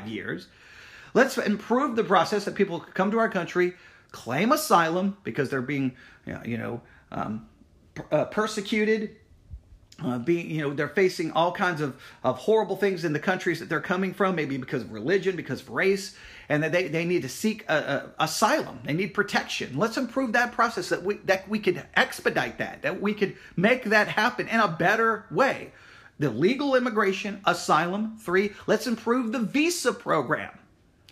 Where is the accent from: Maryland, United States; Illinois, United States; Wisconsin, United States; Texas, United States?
Texas, United States; West; I grew up here in West Texas